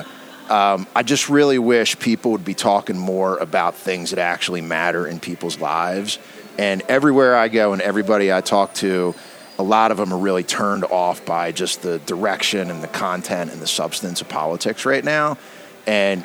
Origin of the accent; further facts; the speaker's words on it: Baltimore, Maryland, United States; I grew up in Baltimore